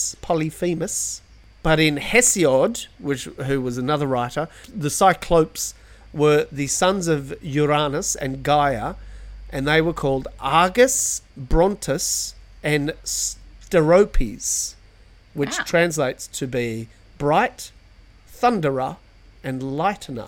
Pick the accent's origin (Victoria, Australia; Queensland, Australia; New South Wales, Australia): New South Wales, Australia; Sydney; I grew up in Sydney